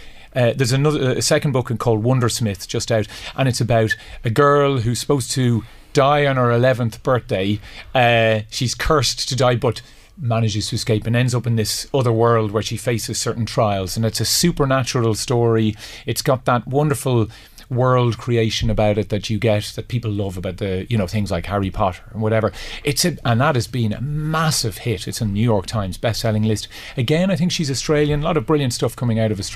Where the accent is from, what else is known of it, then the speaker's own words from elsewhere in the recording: Ireland; being an Irish writer